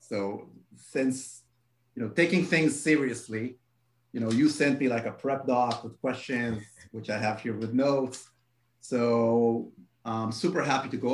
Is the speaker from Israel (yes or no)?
yes; Israel; I am from Israel.